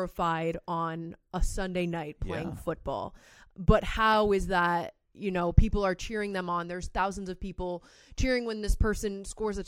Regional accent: South Florida, United States; moved away; I grew up in South Florida

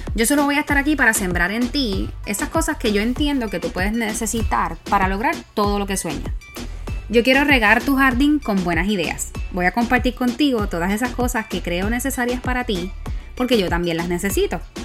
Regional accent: Puerto Rico; moved away; como Boricua fuera de la isla

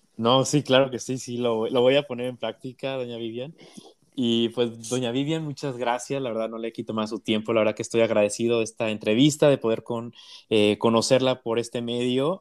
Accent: Mexico; como mexicanos

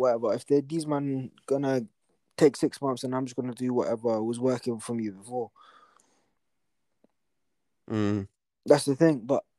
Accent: Atlanta, Georgia, United States; I'm like, nah, bro, I'm from Atlanta, bro. I'm African American, bro.

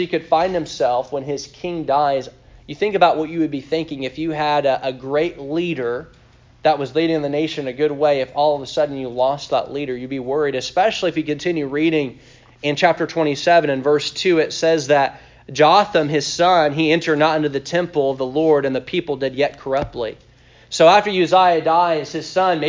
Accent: Tennessee, United States; we're from Tennessee, so it's like it's 8 o'clock right now for us

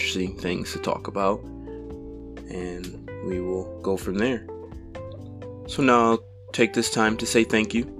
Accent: Toledo, Ohio, United States; I was born and raised in Toledo, Ohio

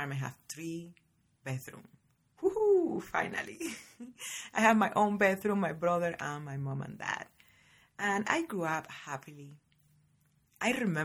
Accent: Varadero, Matanzas, Cuba; now in United States; born and raised in Cuba, in a little tiny town called Varadero

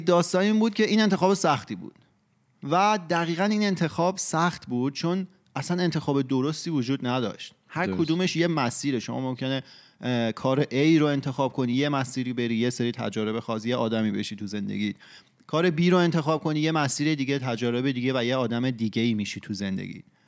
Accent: Iran; تو فرهنگ ایران بزرگ شدیم و ایرانی هستیم

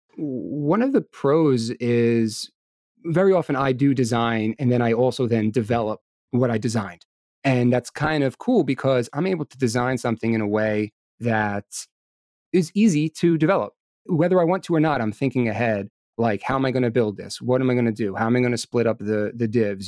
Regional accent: New York, United States; I was born and raised here in New York. I live out in Long Island with my wife

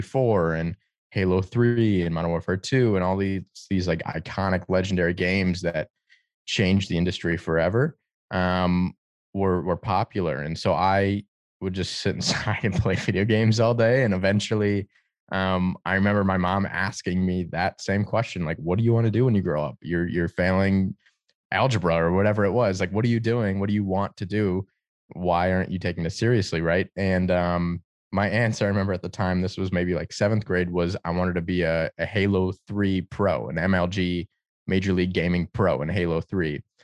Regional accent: Detroit, Michigan, United States; growing up in Detroit

